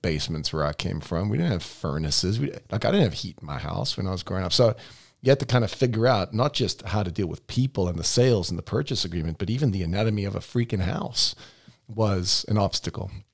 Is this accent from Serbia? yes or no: no; South Africa; moved away as an adult; now in United States; I came from South Africa where all houses were built like the third little piggy